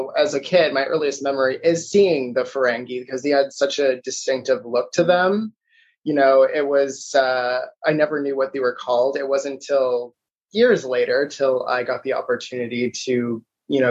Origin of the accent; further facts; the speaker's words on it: Toronto, Ontario, Canada; I was born and raised in Toronto, Ontario